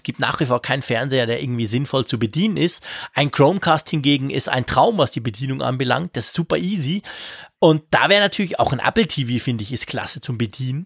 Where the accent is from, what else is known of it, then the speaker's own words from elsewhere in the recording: Switzerland; bei uns in der Schweiz